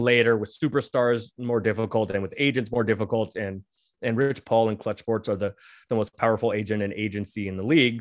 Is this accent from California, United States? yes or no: yes; San Francisco, California, United States; I'm from San Francisco, so I grew up a Warriors